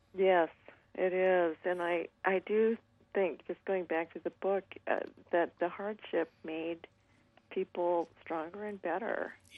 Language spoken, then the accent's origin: English; Nampa, Idaho, United States; growing up in Nampa, Idaho